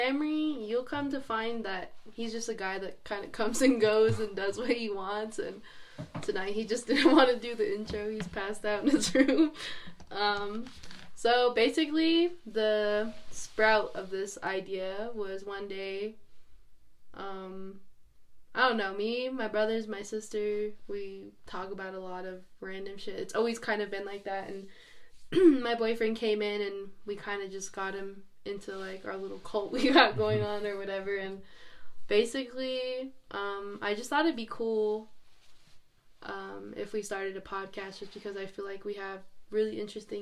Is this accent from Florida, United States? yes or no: no; Pinon, Arizona, United States; I'm 21 years old and I'm from Pinon, Arizona